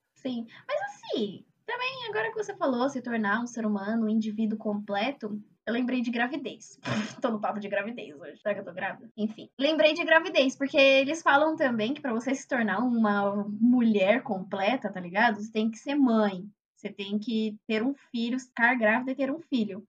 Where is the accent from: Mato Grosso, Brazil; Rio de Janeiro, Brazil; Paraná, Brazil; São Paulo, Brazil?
São Paulo, Brazil; eu sou da Zona Leste de São Paulo e o meu campus fica em Osasco